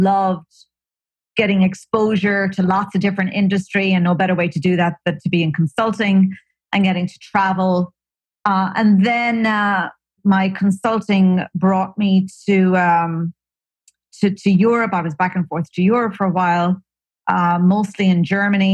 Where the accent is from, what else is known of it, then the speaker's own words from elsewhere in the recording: Ireland; moved away as an adult; also born or lived in Silicon Valley / New York; now in California, United States; I hail from Ireland.